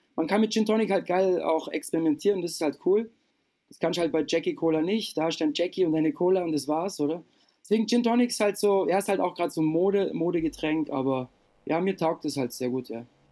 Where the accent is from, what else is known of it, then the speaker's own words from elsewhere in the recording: Lindau, Bavaria, Germany; also born or lived in Austria; bei uns unten am Bodensee gab es einen fetten Club